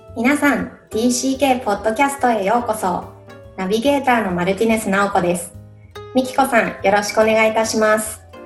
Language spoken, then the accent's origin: Japanese; Japan; now in United States; 私、日本人